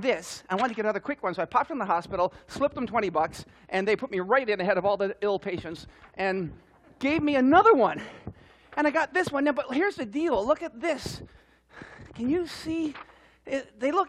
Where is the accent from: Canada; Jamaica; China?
Canada; Newfoundland and Labrador; I'm from Newfoundland, and we speak kind of funny up there